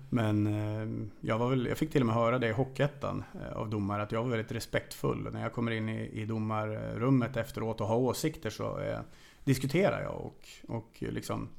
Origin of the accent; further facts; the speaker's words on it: Sweden; moved away as an adult; also born or lived in Hungary / Transylvania, Romania; now in Romania; här hemma i Sverige